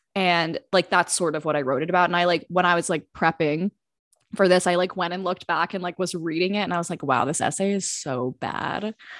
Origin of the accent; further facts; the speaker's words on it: New Jersey, United States; now in Washington, United States; I'm from South Jersey, now living in Washington, D C